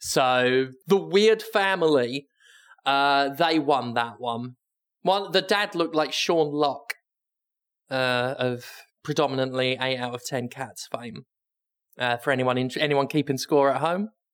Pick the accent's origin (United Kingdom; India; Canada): United Kingdom; I'm British